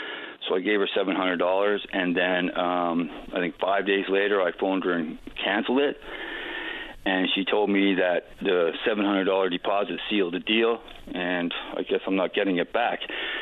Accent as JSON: {"language": "English", "town": "St. John's", "region": "Newfoundland and Labrador", "country": "Canada", "moved": "yes", "lives_now": "Burnaby, Canada", "said": "I'm calling from Burnaby this morning. I'm from St. John's."}